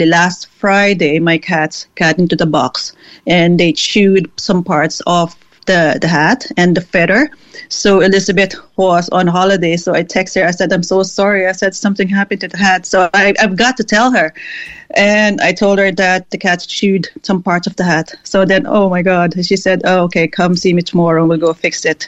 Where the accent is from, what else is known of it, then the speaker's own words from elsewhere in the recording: Philippines; now in Cork, Ireland; I'm from the Philippines.